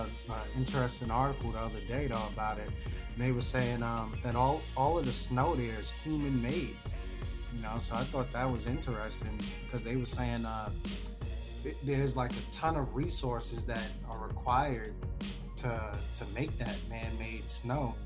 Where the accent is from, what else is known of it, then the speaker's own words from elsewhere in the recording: New York City, New York, United States; growing up in the Bronx